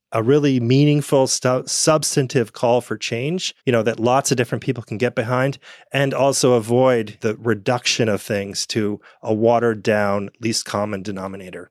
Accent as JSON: {"language": "English", "country": "United States", "tie": "born or raised there", "said": "I grew up in the United States"}